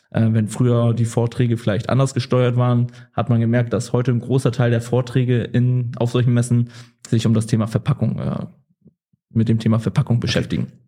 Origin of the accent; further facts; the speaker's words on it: Wildeshausen, Lower Saxony, Germany; now in Oldenburg, Germany; Also ich komme aus gebürtig aus Wildeshausen, äh, wohne jetzt in Oldenburg. Ähm, ja, also Norddeutsch, ja, deswegen auch das, das nette Moin am Anfang.